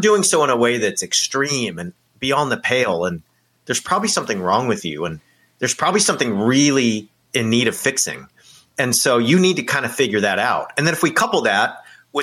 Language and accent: English; California, United States; I grew up in California